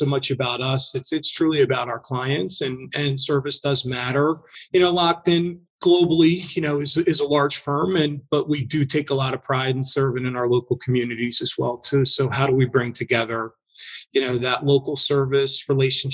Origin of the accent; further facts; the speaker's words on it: Philadelphia, Pennsylvania, United States; moved away; born and raised in Philadelphia